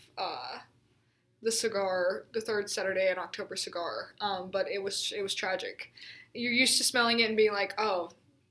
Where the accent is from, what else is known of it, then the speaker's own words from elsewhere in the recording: Memphis, Tennessee, United States; now in Tuscaloosa, United States; I'm from Memphis, Tennessee